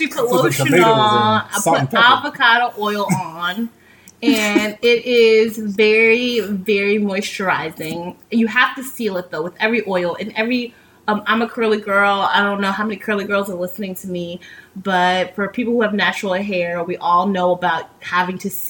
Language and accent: English; New York, United States; now in Tampa, United States; I'm from New York, and I feel like I was fine when I was in New York